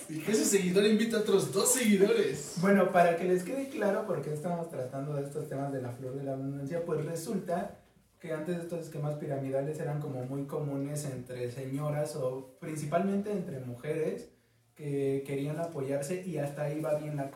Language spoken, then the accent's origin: Spanish; Mexico City, Mexico; El morbo está, somos muchos guapangueros chilangos.